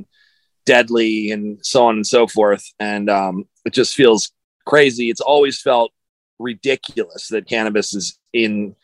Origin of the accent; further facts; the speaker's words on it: United States; I grew up in on the East Coast and in New York and Philadelphia area